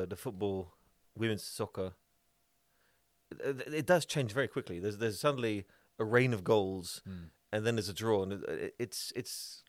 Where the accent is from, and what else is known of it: Netherlands